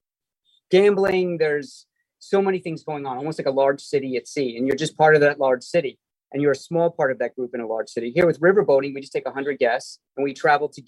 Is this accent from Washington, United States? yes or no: yes; Seattle, Washington, United States; I'm from Seattle